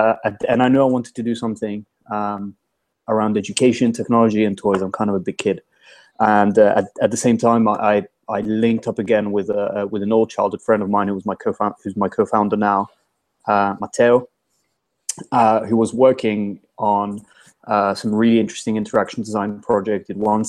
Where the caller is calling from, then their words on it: London, United Kingdom; I'm calling you from London, from my house, my kitchen.